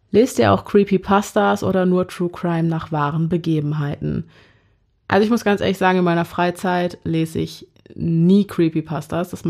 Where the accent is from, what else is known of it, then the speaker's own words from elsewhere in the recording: North Rhine-Westphalia, Germany; Wir kommen aus NRW und genauer wollen wir das nicht beantworten, weil wir paranoid sind.